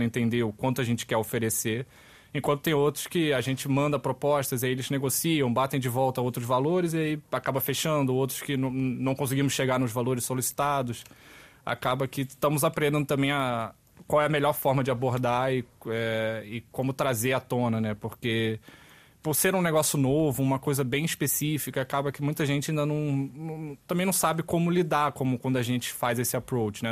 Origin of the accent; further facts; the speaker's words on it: Rio de Janeiro, Brazil; moved away as an adult; now in Portugal; da onde eu venho, do Rio de Janeiro